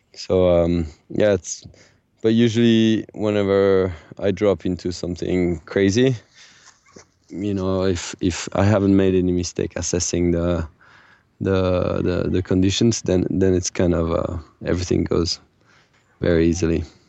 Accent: France; I grew up in the Pyrenees, which is a very small mountain, a kind of secondary mountain in France

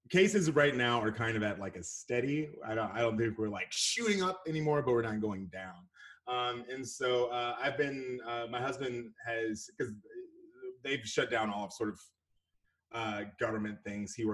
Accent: Houston, Texas, United States; now in Dallas, United States; Born and raised Houston, Texas. Uh, I was born in Houston, and I've been in Dallas for ten to twelve

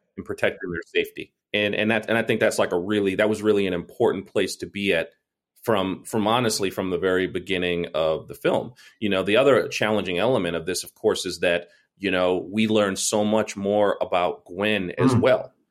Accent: New York, United States; I lived right. in New York

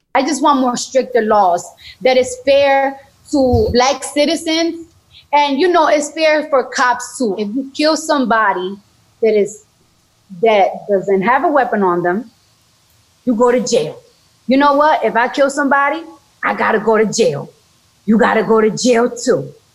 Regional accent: New York, United States; I'm from New York, so when you're in high school and, or middle school, they give you a, a free metro car

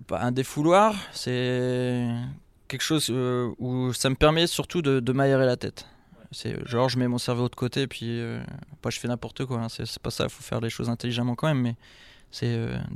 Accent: Lille, Hauts-de-France, France; je suis du Nord, donc je supporte Lille. Je suis de Lille, donc je supporte Lille.

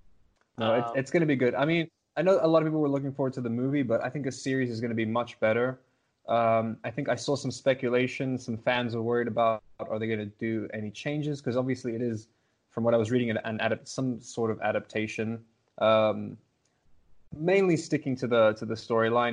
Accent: South Africa; also born or lived in Los Angeles, United States; I'm from South Africa

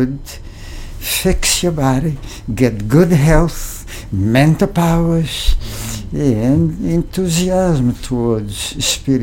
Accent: Brazil; moved away; I was born in Brazil in 1939.

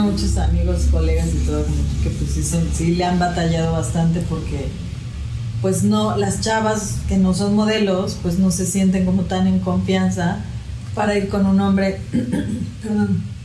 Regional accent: Mexico; also born or lived in Puebla / Cancún; Yo soy de aquí, de México

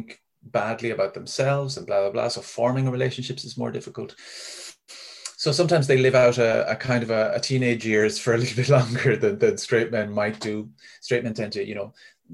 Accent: Ennis, Munster, Ireland; in Ennis when I was growing up

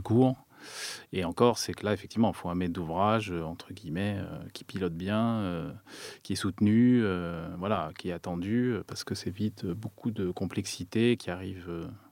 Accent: France; en tant que Français

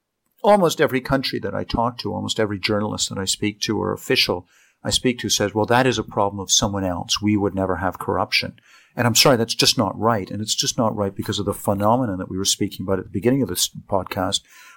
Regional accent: Canada; my compatriot as a Canadian, I'm deeply embarrassed by him

